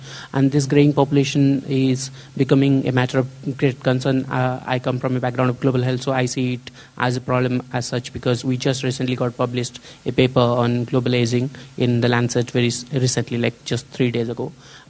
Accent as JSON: {"language": "English", "country": "India", "moved": "yes", "lives_now": "London, United Kingdom", "said": "from India and originally now based at UCL, University College London. So my question is, like, I come from India"}